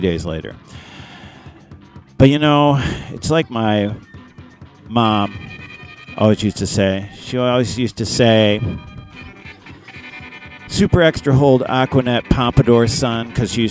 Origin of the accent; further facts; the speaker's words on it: Detroit, Michigan, United States; I'm from Detroit